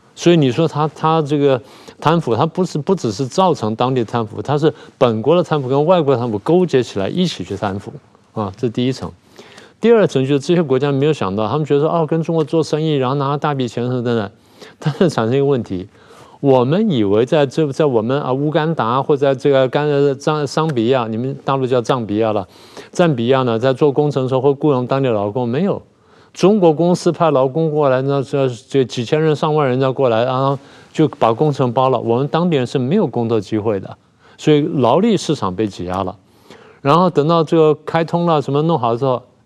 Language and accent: Chinese; Taiwan; 我们台湾人